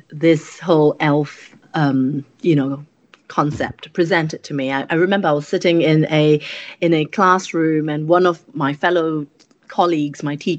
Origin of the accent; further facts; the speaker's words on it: Singapore; first language English; moved away as an adult; also born or lived in Germany / York; now in United Kingdom; I come from Singapore, and in Singapore people speak multiple languages, so English tends to be the first language